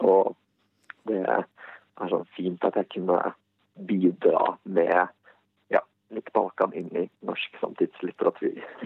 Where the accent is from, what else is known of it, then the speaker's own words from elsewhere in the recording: Bosnia & Herzegovina; now in Norway; hjemlandet mitt og den kulturen som jeg kjenner derfra